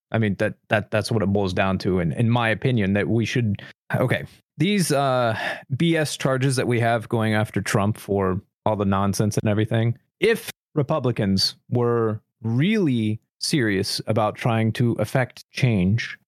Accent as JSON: {"language": "English", "country": "United States", "said": "I'm passionately an American. I am not ashamed of being an American"}